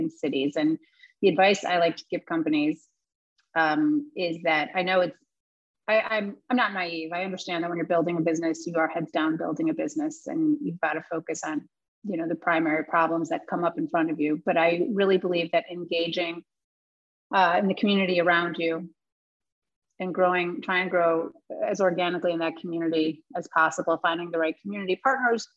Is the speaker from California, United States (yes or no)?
no; Chicago, Illinois, United States; also born or lived in San Francisco; now in New York, United States; I'm from Chicago. I'm a New Yorker.